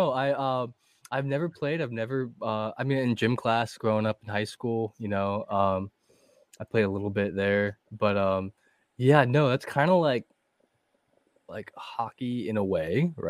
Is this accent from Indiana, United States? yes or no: no; Northeast Ohio, United States; I'm from Northeast Ohio.